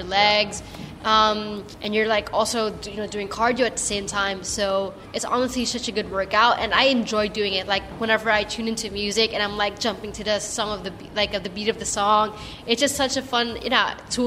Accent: Philippines; because I'm Filipino, I'm quite short.

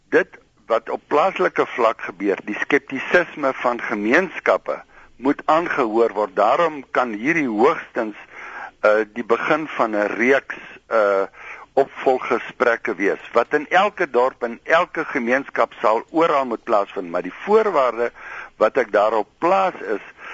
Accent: South Africa; ons as Suid-Afrikaners

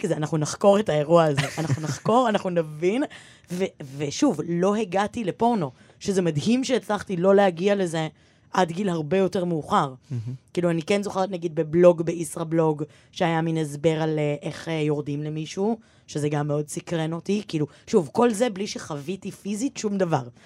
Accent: Givatayim, Tel Aviv District, Israel; ואני גדלתי בגבעתיים

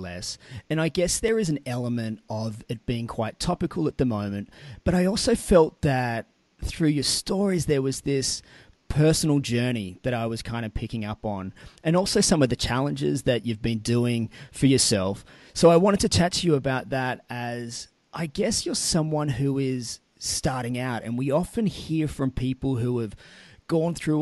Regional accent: Sydney, New South Wales, Australia; moved away; I'm originally from Sydney

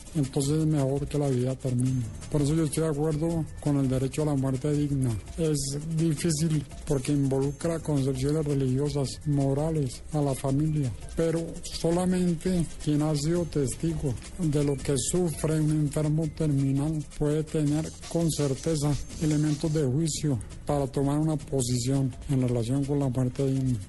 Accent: Colombia; la de los colombianos

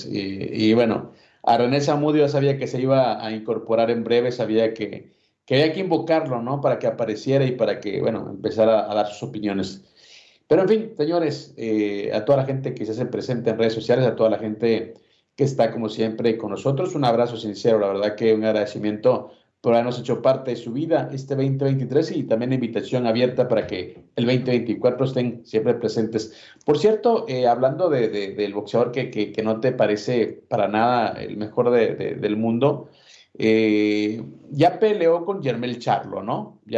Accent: Mexico; que lo vea como el único campeón que nos representa como mexicanos

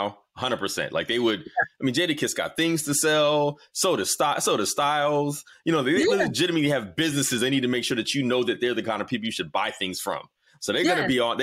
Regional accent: the South, United States; I'm a Southerner

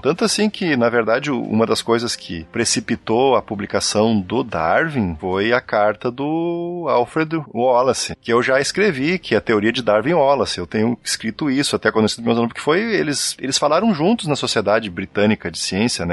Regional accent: Rio Grande do Sul, Brazil; eu sou do Rio Grande então eu falo piá, né? Eu era gurizão

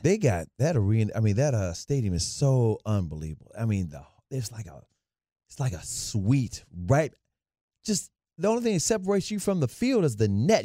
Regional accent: Memphis, Tennessee, United States; moved away; also born or lived in Dallas; I grew up in Memphis, Tennessee

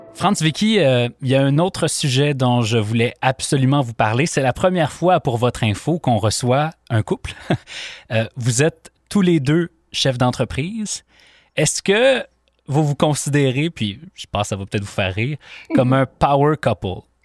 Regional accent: Quebec, Canada; chez nous, au Québec

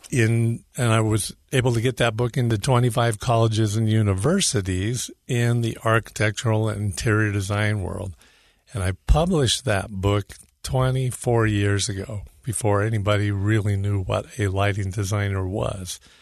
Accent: Northern California, United States; moved away as an adult; now in Utah, United States; California, northern originally

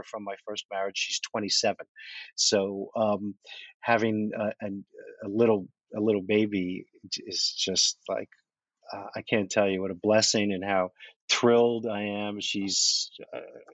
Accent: New York, United States; also born or lived in Manhattan; I'm from New York. I lived in Manhattan most of my adult life.

